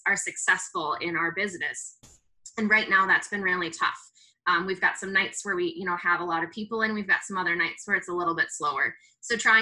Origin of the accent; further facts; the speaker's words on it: Hinsdale, Illinois, United States; moved away as an adult; now in La Crosse, United States; I am from Hinsdale, Illinois